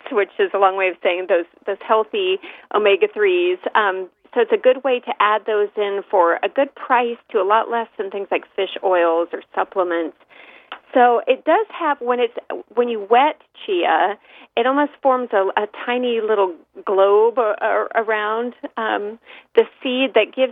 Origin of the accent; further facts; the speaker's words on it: San Francisco East Bay, California, United States; I grew up in the San Francisco East Bay